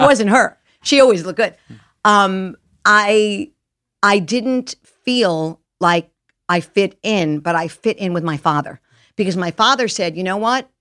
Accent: Jericho, New York, United States; moved away as an adult; also born or lived in Detroit; I lived there till I was six months old, and then I moved to this magical little town called Jericho, Long Island, New York

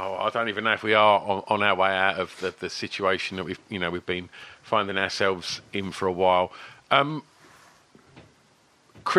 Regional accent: Essex, East of England, United Kingdom; I'm obviously from Essex as well

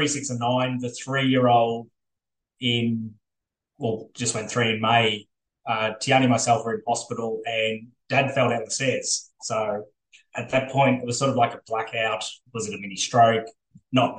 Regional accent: Ballarat, Victoria, Australia; I grew up in Ballarat

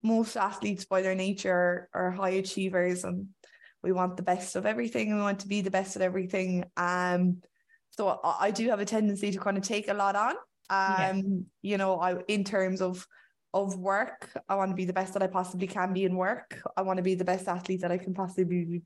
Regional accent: Limerick, Munster, Ireland; I'm from Limerick, which is a lovely place.

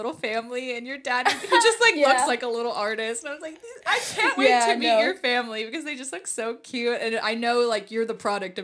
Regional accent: United States; I'm American.

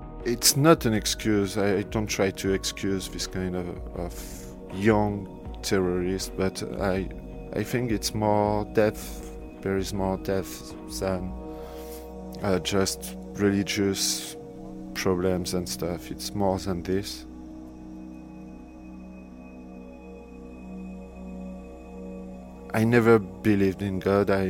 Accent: Saint-Denis, Île-de-France, France; English is a second language; moved away; I'm coming from Saint-Denis, where the attacks take place, and I was living there for 17 years.

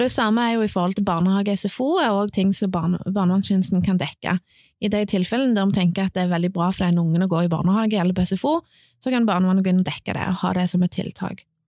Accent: Sandnes, Rogaland, Norway; now in Klepp, Norway; Jeg er egentlig fra Sandnes, men jeg bor på Klepp

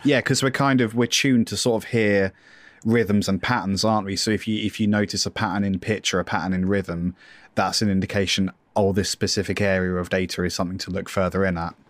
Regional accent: United Kingdom; I am British

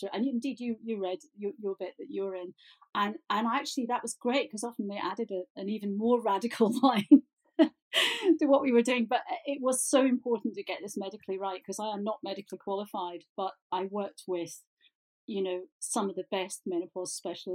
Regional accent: Glasgow, Scotland, United Kingdom; I'm a Glaswegian

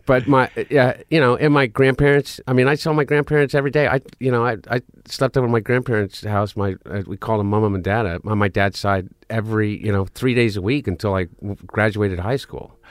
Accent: Delaware, United States; we grew up in Delaware.

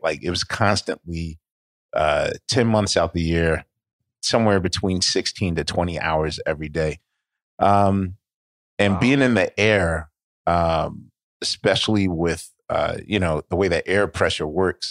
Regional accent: Philadelphia, Pennsylvania, United States; I was born in Penn Hospital

